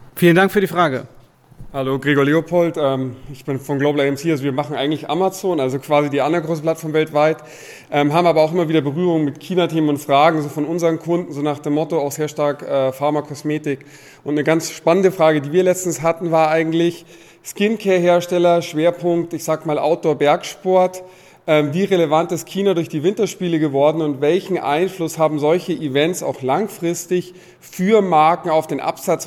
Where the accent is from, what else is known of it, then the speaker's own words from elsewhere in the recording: Munich, Bavaria, Germany; ich bin aus München